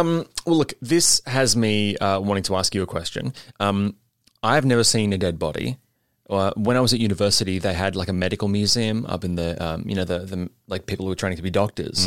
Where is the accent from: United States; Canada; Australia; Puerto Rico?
Australia; Sydney, New South Wales; now in Melbourne, Australia; I was raised in Sydney by good parents